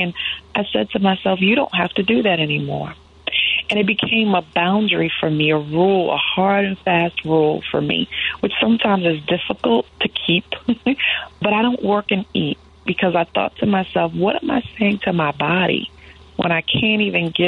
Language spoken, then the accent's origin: English; New York, United States; As a New Yorker